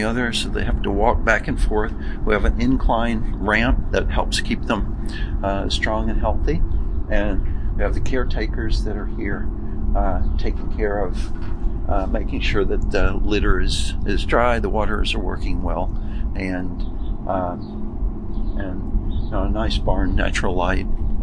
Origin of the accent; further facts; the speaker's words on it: Arkansas, United States; moved away as an adult; also born or lived in Ohio / Georgia / Syracuse, New York; now in New York, United States; I'm from Arkansas